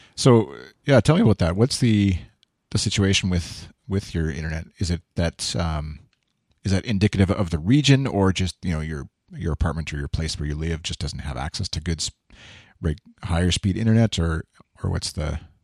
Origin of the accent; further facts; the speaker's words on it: Canada; I'm, I'm Canadian. I'm not American